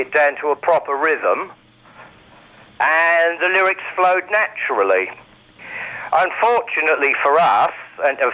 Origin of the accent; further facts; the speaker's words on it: United Kingdom; being British